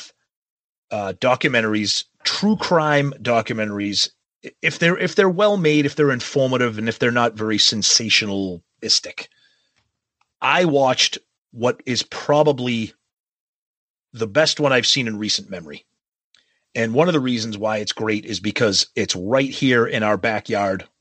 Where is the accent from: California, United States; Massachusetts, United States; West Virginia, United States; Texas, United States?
Massachusetts, United States; Medford; my hometown of Medford, Mass, because way back then there was actually a mafia initiation ceremony that was done in the heights of Medford where I grew up.